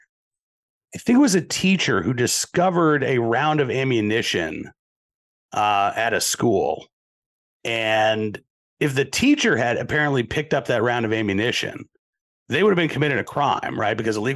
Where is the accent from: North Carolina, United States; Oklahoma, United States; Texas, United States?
Oklahoma, United States; also born or lived in Massachusetts; Because, I was actually born in Massachusetts. I didn't grow up there. I grew up in Oklahoma, but I was born in Massachusetts.